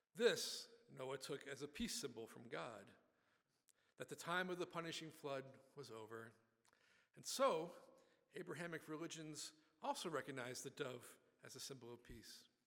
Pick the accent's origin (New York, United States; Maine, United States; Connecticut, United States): New York, United States; Buffalo; I grew up in Buffalo, New York